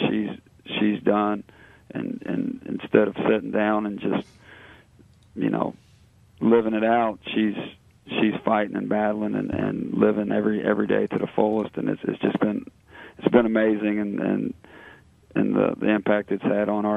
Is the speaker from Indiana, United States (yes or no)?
yes; Southeast Indiana, United States; now in Cincinnati, United States; I'm from Southeast Indiana